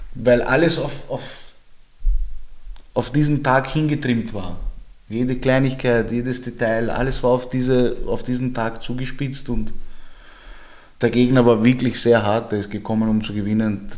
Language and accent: German; Vienna, Austria; Ich bin aus Georgien ursprünglich, ich bin aber in Österreich geboren, also meine Eltern sind aus Georgien